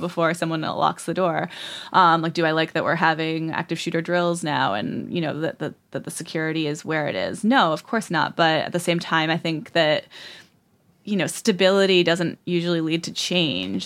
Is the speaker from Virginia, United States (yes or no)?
no; Southern Rhode Island, United States; in Southern Rhode Island, which is the backwater that I'm